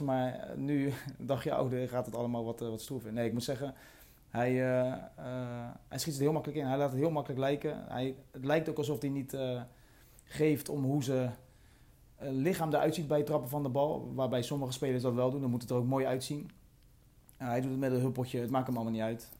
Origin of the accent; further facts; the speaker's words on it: Rotterdam, South Holland, Netherlands; als Rotterdammer zijnde